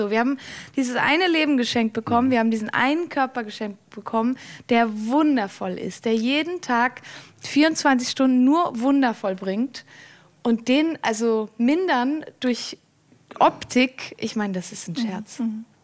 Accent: Valais, Switzerland; Ich bin aus dem Wallis, meine Familie ist da, das war immer schon

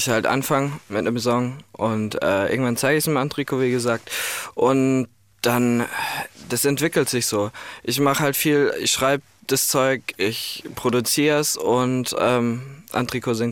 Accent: Ireland; first language English; German is a second language; Ich komme aus Irland, genau.

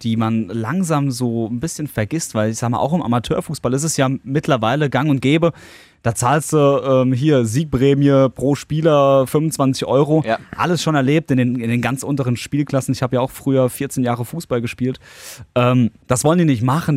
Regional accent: Worms, Rhineland-Palatinate, Germany; aus meiner Heimatstadt, aus Worms

